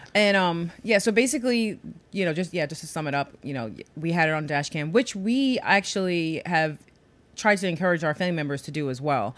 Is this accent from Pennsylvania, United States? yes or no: no; New York City, New York, United States; growing up in New York